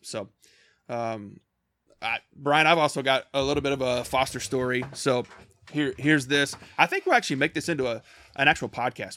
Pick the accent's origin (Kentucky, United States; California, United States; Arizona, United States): Kentucky, United States; I grew up, uh, born and raised in small town Kentucky